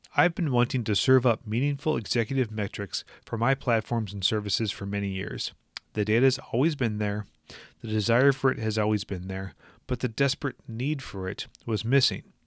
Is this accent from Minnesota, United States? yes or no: yes; Minnesota, United States; my home state of Minnesota